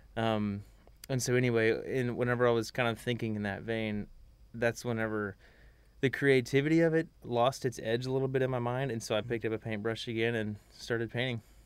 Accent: Magnolia, Texas, United States; I'm from Magnolia, Texas.

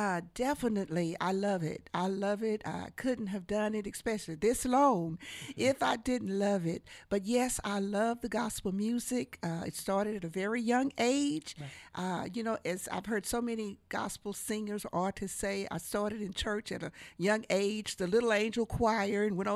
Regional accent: Bryan, Texas, United States; also born or lived in Oklahoma; I was born, raised right here. Oh, really? In Bryan, Texas.

